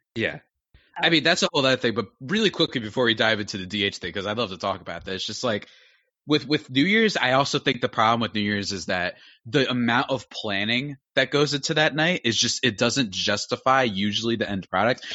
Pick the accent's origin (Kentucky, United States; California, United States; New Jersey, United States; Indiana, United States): New Jersey, United States; I'm from New Jersey